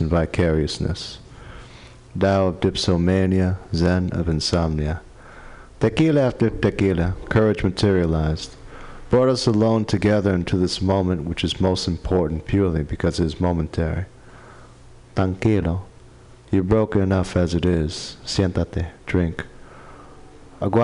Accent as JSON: {"language": "English", "region": "New York", "country": "United States", "tie": "born or raised there", "also_born_or_lived": "Detroit", "moved": "yes", "lives_now": "San Francisco, United States", "said": "I grew up in New York"}